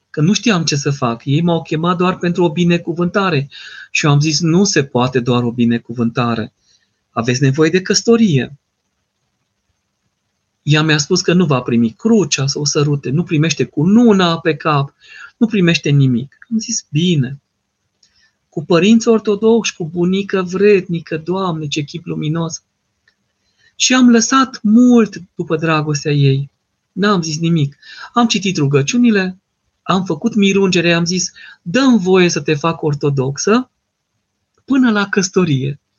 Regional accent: Târgu Mureș, Mureș County, Romania; sunt, în târgul, sunt din Târgu Mureș.

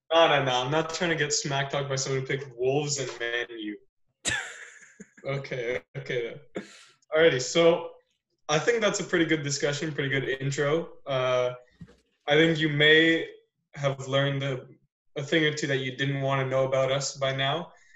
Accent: Newmarket, Ontario, Canada; accent: suburbs; I was born here, so I didn't really have like, like an accent accent

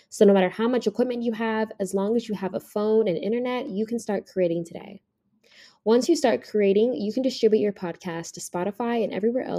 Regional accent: Las Vegas, Nevada, United States; I'm from Vegas. I now live in Jersey/New York, and I work for L'Oreal as a financial analyst.

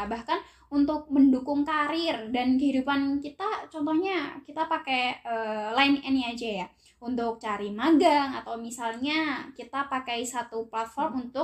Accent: Sragen, Central Java, Indonesia; dari Seragen ya salam kenal uh, kan aku dari Seragen terus dapat temen dari Ngawi gitu dan Ngawinya tuh deketan gitu

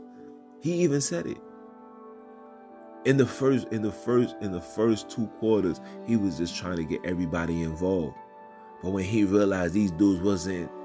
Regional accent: New York City, New York, United States; I'm from Brooklyn

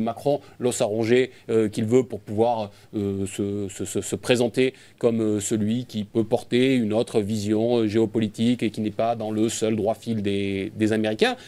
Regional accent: France; en tant que, en tant que Français

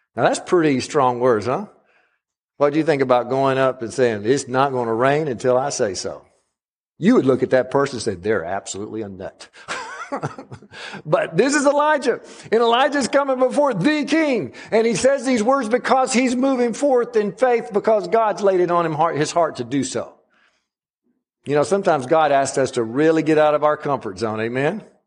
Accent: Alabama, United States; I'm a Southerner through and through, no matter if I am an Alabama person

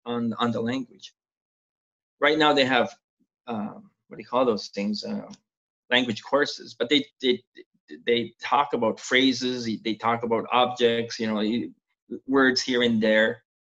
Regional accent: Canada; first language Mi'kmaq; English is a second language; because Mi'kmaq is my first language.

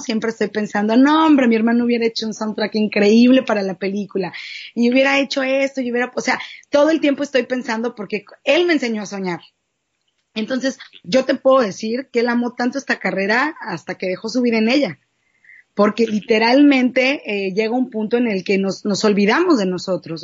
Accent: Mexico City, Mexico; also born or lived in Cuernavaca, Morelos / San Antonio, Texas / Los Angeles, California; now in Tijuana, Mexico; soy de la Ciudad de México, viví mucho tiempo en Cuernavaca, Morelos, me fui a vivir a San Antonio

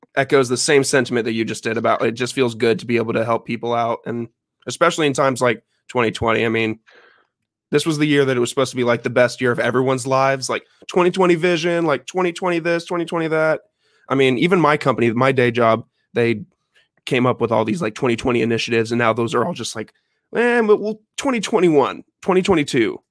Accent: Champaign, Illinois, United States; moved away; I'm actually from Champaign, Illinois

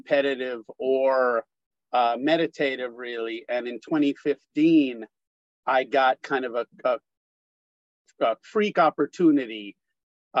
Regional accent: New York City, New York, United States; being a New Yorker, as you are, my whole life

